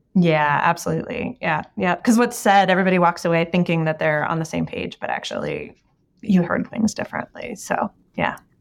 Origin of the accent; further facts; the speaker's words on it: United States; the background that I grew up in the United States